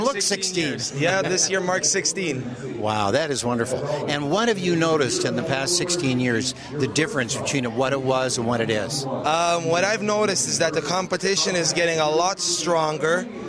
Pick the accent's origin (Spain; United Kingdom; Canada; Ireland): Canada; Woodbridge, Ontario; I'm from Woodbridge, Ontario